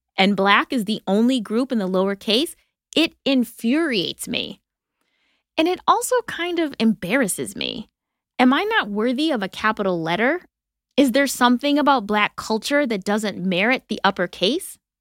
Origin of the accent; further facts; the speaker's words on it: Wisconsin, United States; moved away; also born or lived in Brooklyn; I didn't grow up in Canada but I was like Canada adjacent in Wisconsin